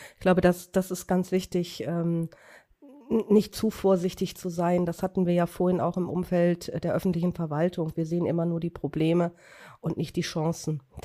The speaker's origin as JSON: {"language": "German", "region": "Lower Saxony", "country": "Germany", "said": "wir kommen beide aus Niedersachsen"}